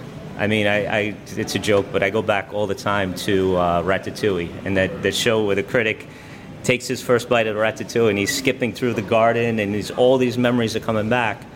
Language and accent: English; New York City, New York, United States; I grew up in Staten Island.